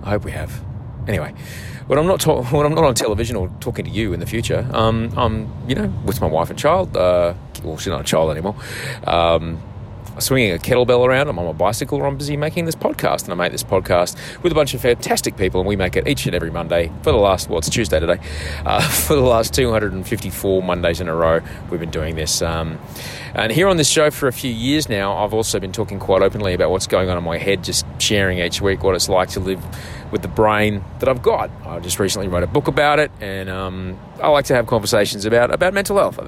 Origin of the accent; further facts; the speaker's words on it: Australia; I'm an author from Australia